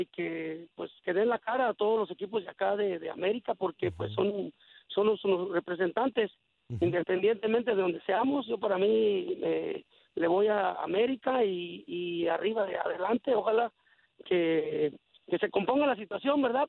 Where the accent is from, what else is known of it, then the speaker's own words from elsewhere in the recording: Mexico; now in Chicago, United States; yo soy de México